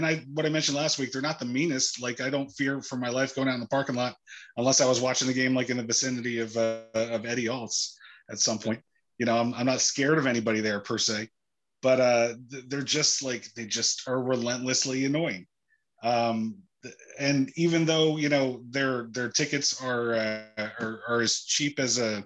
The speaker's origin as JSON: {"language": "English", "region": "New Jersey", "country": "United States", "said": "I'm from New Jersey"}